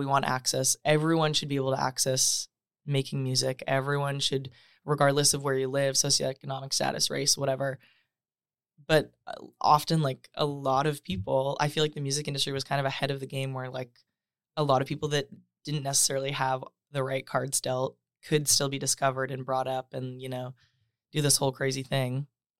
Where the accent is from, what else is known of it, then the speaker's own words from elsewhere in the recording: Saskatoon, Saskatchewan, Canada; I'm from Saskatoon, Saskatchewan.